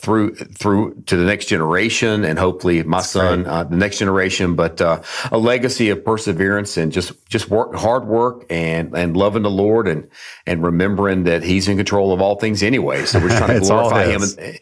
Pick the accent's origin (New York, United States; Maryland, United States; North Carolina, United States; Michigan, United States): North Carolina, United States; Durham; I grew up in Durham, North Carolina.